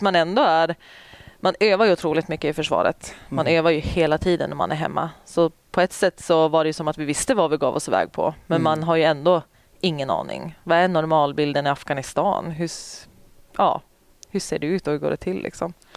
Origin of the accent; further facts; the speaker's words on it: Umeå, Västerbotten County, Sweden; also born or lived in Boden; jag är ju Umebo